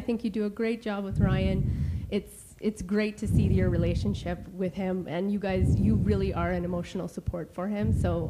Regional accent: Saskatchewan, Canada; now in British Columbia, Canada; I'm from Saskatchewan, too.

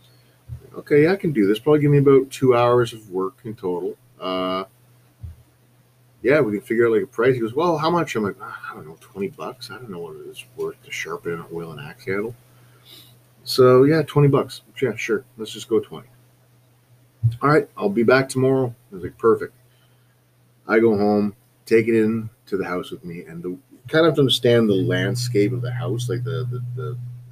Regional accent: Southampton, Ontario, Canada; a summer job at a Pro Hardware in my hometown of Southampton

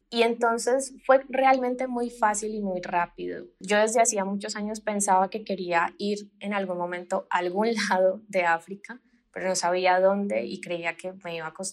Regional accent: Colombia; moved away as an adult; now in Mexico; Sí, bueno, pues … eh, soy colombiana, llevo como cinco años viviendo en México eh, llegué acá, bueno, terminé la licenciatura en Colombia

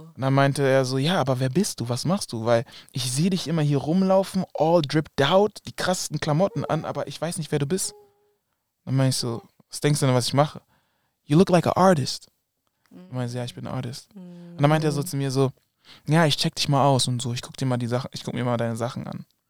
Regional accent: Germany; also born or lived in Kumasi, Ghana (family roots); aus Deutschland zu kommen

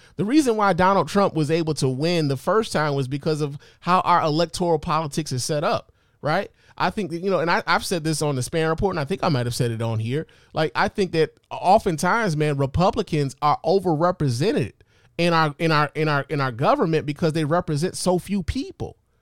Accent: Detroit, Michigan, United States; also born or lived in Chicago; I'm a Chicago nigga by birth, but I was raised in Detroit

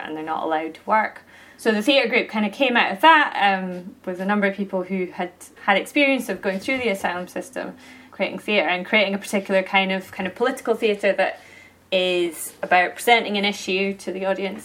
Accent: Aberdeenshire, Scotland, United Kingdom; now in Perthshire, United Kingdom; I grew up in Aberdeenshire, so essentially kind of on the other side of the Cairn Grums, and now I live in Perthshire

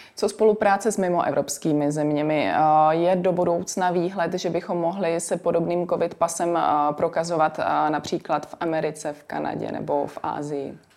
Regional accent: Czechia; my jako Češi

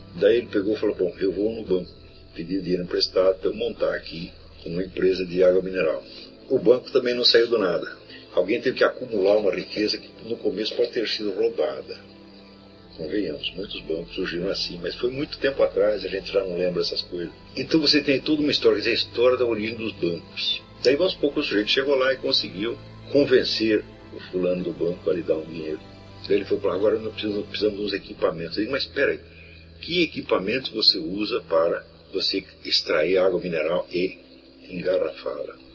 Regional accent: Brazil; Todos nós que fomos criados no Brasil

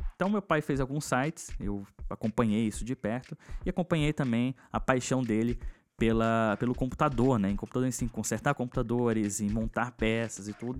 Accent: Brasília, Federal District, Brazil; eu sou de Brasília

